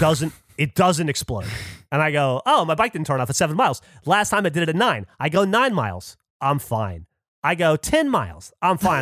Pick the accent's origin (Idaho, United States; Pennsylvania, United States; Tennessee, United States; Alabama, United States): Alabama, United States; moved away; I grew up in Alabama in a very, like, mechanically minded family